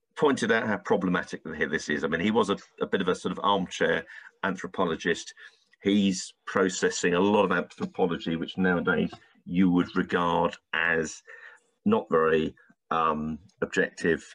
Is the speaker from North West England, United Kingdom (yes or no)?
no; London, United Kingdom; I was born in London